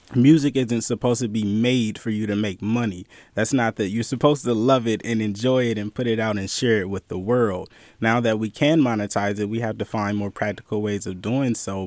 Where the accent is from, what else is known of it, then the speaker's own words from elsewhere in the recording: Bay Area, California, United States; I'm from the Bay Area. I grew up in a time of bootlegging